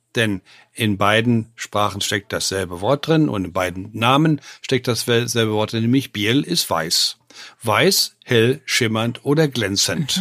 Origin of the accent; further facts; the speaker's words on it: West Germany, Germany; moved away; wir als Wessis, ich bin ja auch ein Wessi, war mal